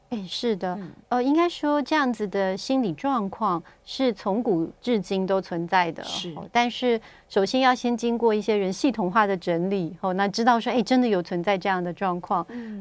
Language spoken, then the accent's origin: Chinese; Taiwan; 像我们台湾人